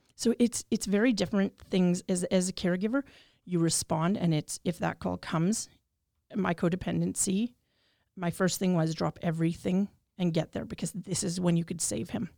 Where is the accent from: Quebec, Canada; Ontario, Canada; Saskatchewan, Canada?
Saskatchewan, Canada; Regina; I'm born and raised in Regina, Treaty Four territory